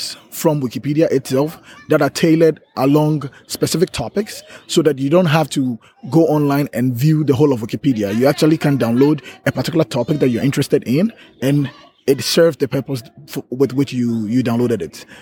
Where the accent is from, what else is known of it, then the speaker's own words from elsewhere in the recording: Ghana; I'm from Ghana